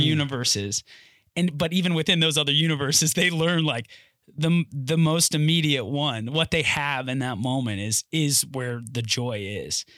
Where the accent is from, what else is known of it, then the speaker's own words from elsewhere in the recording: North Carolina, United States; where I'm from North Carolina, born and raised